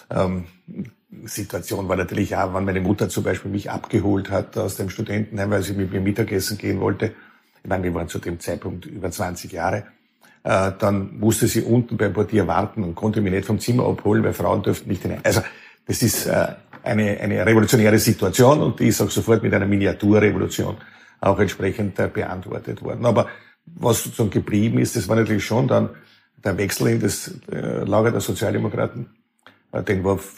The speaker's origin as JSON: {"language": "German", "region": "Lower Austria", "country": "Austria", "said": "Weil ich komme aus Niederösterreich auch aus einem sehr konservativen Elternhaus. Äh, mein, mein Vater, mein Großvater waren sehr auch mit der Kirche verbunden und das äh, hat geprägt, ein 500 Einwohner Dorf, äh, wo die Eltern äh, Dorfschullehrer waren."}